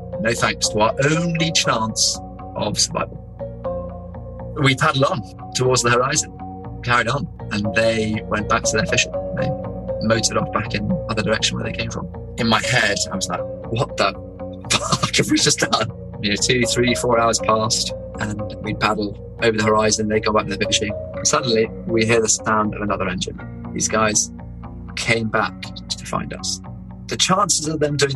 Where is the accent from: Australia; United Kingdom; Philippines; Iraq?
United Kingdom; England; we're England